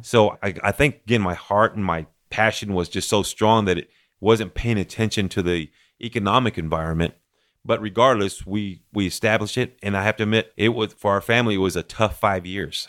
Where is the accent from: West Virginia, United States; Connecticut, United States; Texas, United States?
Texas, United States; Midland; Millen is my hometown, and I always say it's been an honor to serve as mayor of my hometown. But born and raised here